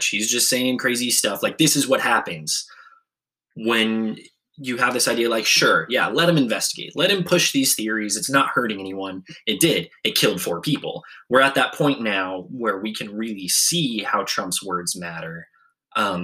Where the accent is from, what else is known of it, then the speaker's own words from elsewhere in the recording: United States; as an American